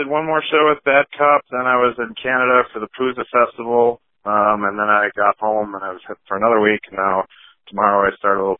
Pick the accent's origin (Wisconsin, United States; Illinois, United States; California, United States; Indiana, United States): Wisconsin, United States; Neenah; now in Menasha, United States; my hometown of Nina